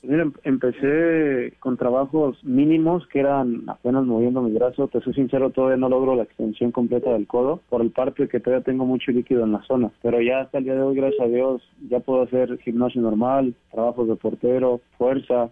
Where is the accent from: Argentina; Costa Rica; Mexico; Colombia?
Mexico; Zamora, Michoacán; Michoacán, donde yo soy nativo